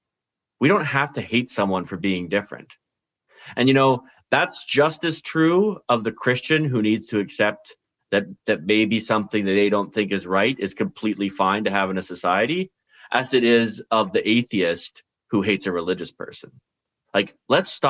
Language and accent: English; Canada; we're all Canadian.